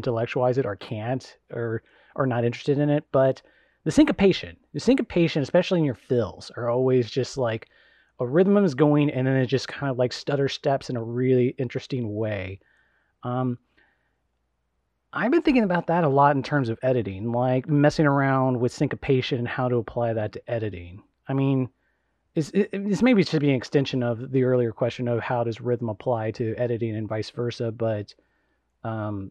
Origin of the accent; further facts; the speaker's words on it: Evansville, Indiana, United States; moved away; I left Evansville.